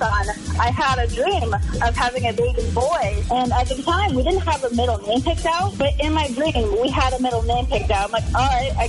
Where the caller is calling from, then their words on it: Winthrop, Maine, United States; Calling from Winthrop, Augusta.